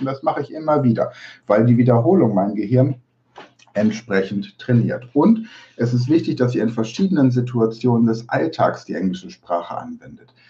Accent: Germany; accent: German; meinen deutschen Akzent

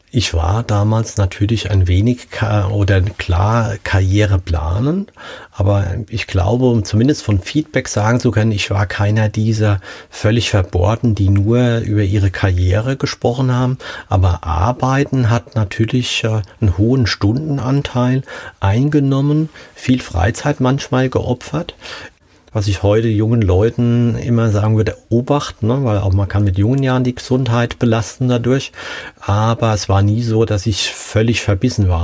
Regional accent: Hesse, Germany; ich als Hesse

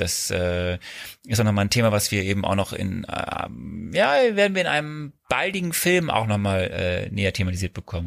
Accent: Archdiocese of Cologne, North Rhine-Westphalia, Germany; wir kommen ja beide aus dem Bistum Köln.

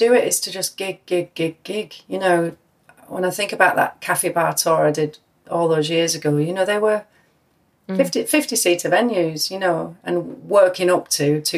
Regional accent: United Kingdom; being British

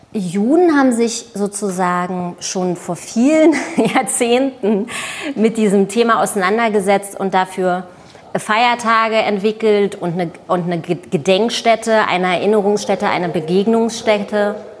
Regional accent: Germany; also born or lived in Israel; ich bin Deutsche und Jüdin, ich bin ja auch Deutsche

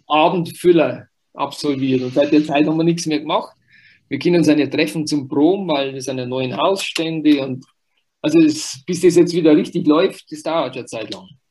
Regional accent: Wurz, Bavaria, Germany; ich bin im Wurz aufgewachsen, Wurz, äh, Gemeinde Büchersreuth, also ein kleines Dorf

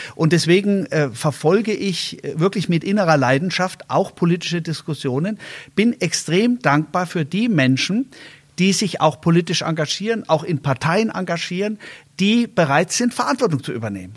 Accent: Germany; als Land, als, äh, als Deutsche

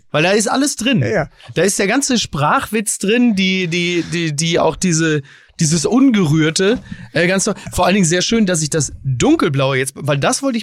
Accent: Dortmund, North Rhine-Westphalia, Germany; Selbst als Dortmunder denke ich, wäre doch toll, wenn es einen Ruhrgebietsverein gäbe

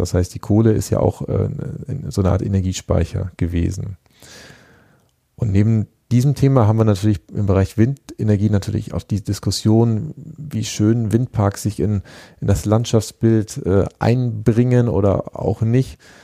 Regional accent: Germany; für uns als ähm, Deutsche, die, die, ja seit Jahrzehnten immer diesen Titel des Exportweltmeisters äh, innehaben

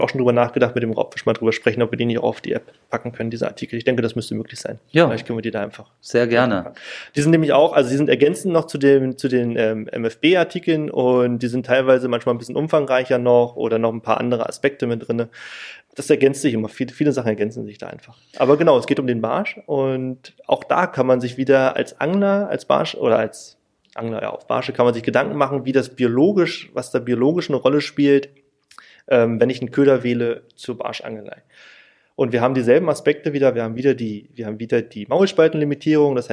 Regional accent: Berlin, Germany; weil in Berlin ich komme auch aus Berlin

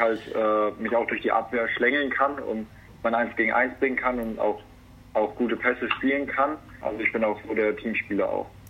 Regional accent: Hasloch, Rhineland-Palatinate, Germany; moved away; also born or lived in northern Germany; eigentlich bin ich gebürtiger Rheinland-Pfälzer, aber das ist dann doch schon äh, die kleine Strecke von, von Erlangen mir in die Heimat nach Hasloch

